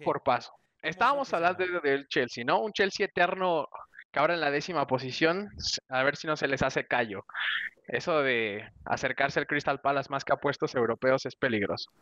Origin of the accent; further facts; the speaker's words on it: Mexico; como mexicano